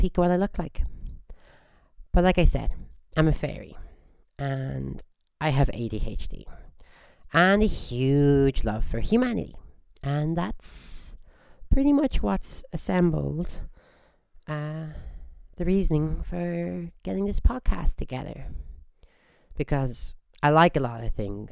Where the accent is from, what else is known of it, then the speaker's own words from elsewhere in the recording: Squamish, British Columbia, Canada; I hail from Squamish